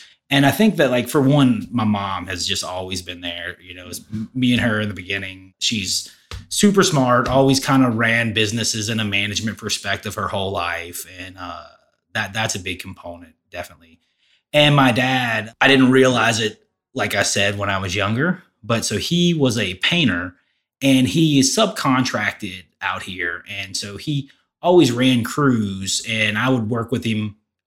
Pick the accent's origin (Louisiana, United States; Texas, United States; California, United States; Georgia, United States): Louisiana, United States; Denham Springs; also born or lived in Baton Rouge; I grew up in Denham, lived in Denham and Baton Rouge my whole life